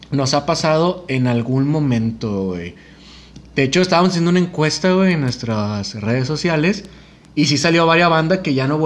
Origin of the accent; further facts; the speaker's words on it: Monterrey, Nuevo León, Mexico; Somos de Monterrey, Nuevo León.